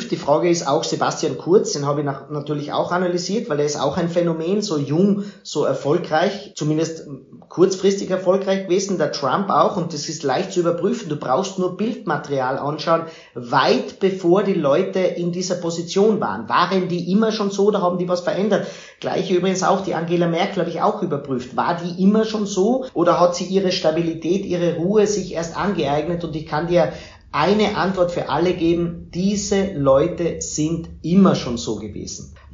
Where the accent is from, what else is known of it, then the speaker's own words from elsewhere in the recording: Austria; auch bei uns in Österreich. Es wäre wichtig, dass die großen Parteien in Österreich nicht nur die nach oben lassen